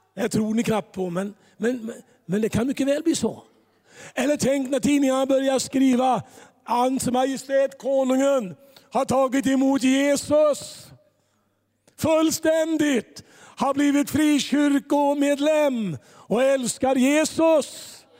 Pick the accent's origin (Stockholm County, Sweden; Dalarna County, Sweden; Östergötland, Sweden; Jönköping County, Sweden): Jönköping County, Sweden; Gislaved; moved away; also born or lived in Tranemo / Gothenburg; Mer än vår äldstekår i församlingen hemma i Gislaved